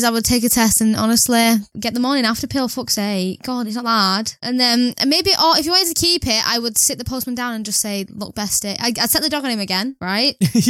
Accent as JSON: {"language": "English", "country": "United Kingdom", "said": "I am white British and I don't think there's any other race in my family that I know of for years."}